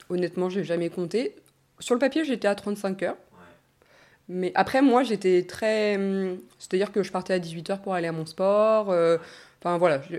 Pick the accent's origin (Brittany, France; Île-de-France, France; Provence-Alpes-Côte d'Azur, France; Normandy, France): Normandy, France; moved away as an adult; also born or lived in Australia; je suis née en Normandie, j'ai grandi en Normandie pendant 20 ans